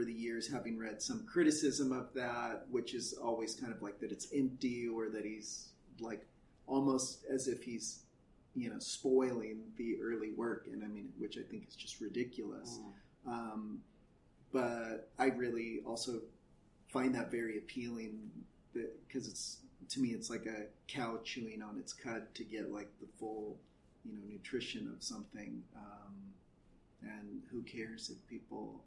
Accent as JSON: {"language": "English", "area": "Central Valley", "region": "California", "country": "United States", "tie": "born or raised there", "also_born_or_lived": "Chicago, Illinois", "said": "I grew up in the Central Valley"}